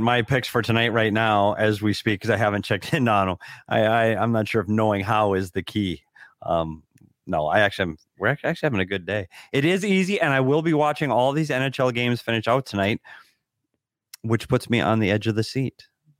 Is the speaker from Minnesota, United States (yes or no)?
yes; Bemidji, Minnesota, United States; One, we're both from Minnesota, so that's awesome as is. Although big, huge snowstorm in my hometown of Bemidji, Minnesota tonight.